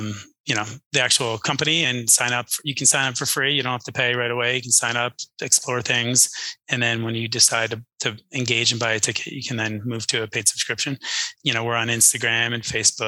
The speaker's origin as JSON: {"language": "English", "region": "New Jersey", "country": "United States", "tie": "born or raised there", "moved": "yes", "lives_now": "Texas, United States", "said": "I grew up in New Jersey."}